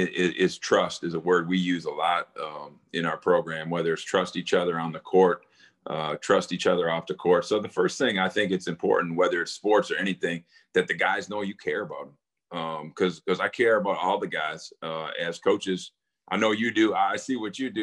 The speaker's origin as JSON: {"language": "English", "region": "Wisconsin", "country": "United States", "tie": "born or raised there", "said": "I grew up in Wisconsin"}